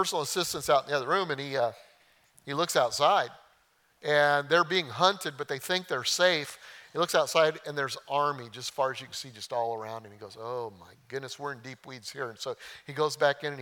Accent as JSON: {"language": "English", "region": "Oklahoma", "country": "United States", "said": "I'm from Oklahoma"}